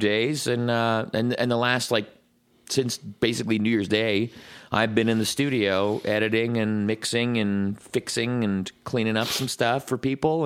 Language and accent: English; Scotland, United Kingdom; as a Scotsman